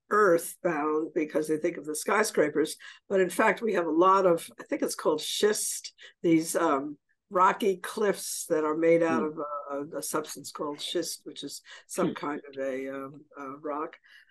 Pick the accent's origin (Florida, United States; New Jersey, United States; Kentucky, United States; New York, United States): New York, United States; New York City; now in New Orleans, United States; I'm originally from the Bronx.